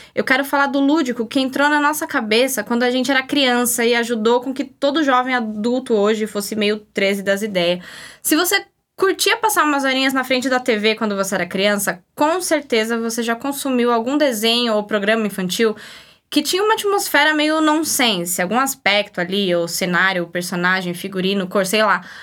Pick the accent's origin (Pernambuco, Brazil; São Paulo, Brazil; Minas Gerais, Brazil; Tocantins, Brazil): São Paulo, Brazil; eu sou de São Paulo